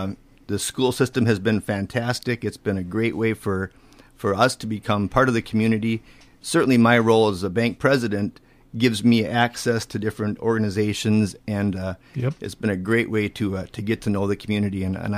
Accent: Cokato, Minnesota, United States; moved away as an adult; also born or lived in St. Peter, Minnesota / Madison, Wisconsin / Ladysmith, Wisconsin; now in Northfield, United States; I'm originally from Cokato, Minnesota.

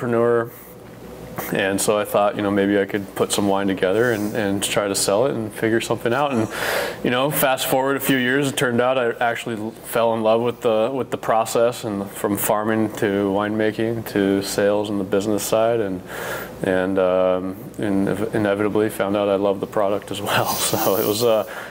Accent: Walla Walla, Washington, United States; I grew up in Walla Walla, a great place to grow up

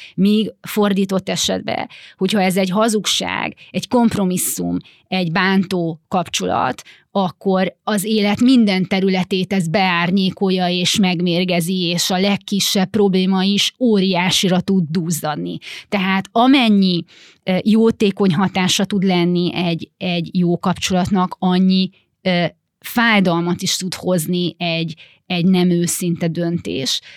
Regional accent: Romania; gyerekkorom a Ceausescu Romániájában, ahol ugye a, a szüleim ingáztak

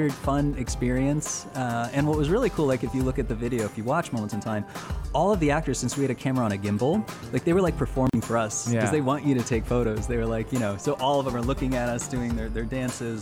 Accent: Florida, United States; I'm from Florida

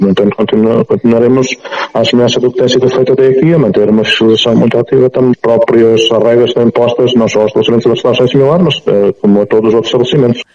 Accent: Tondela, Viseu, Portugal; pela minha terra

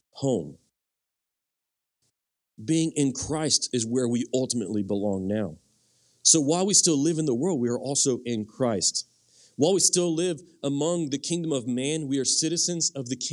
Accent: United States; My primary identity is no longer in being American or being Cajun, or I'm not really Cajun anyway. I'm Cajun by marriage

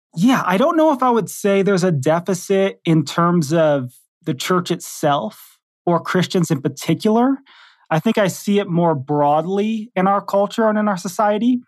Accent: Detroit, Michigan, United States; moved away as an adult; also born or lived in Texas / Kentucky; I grew up in Detroit, Michigan. I lived there till I was about, maybe in my early twenties, and then I went off to Bible college in Texas

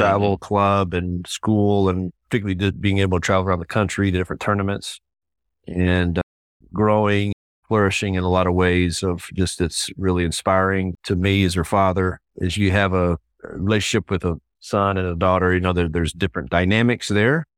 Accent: Texas, United States; moved away as an adult; also born or lived in Waco, Texas; now in Indianapolis, United States; I'm a native Texan, fifth generation Texan

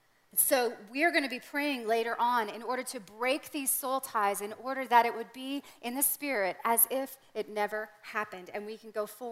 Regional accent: Canada; That was my reality growing up in Canada.

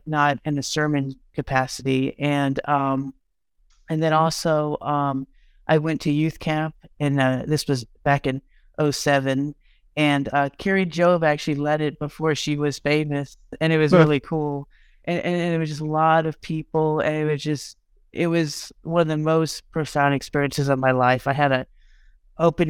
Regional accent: Texas, United States; I'm from Texas

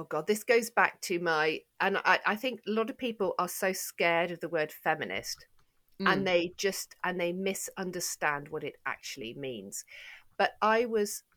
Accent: United Kingdom; I'm so British

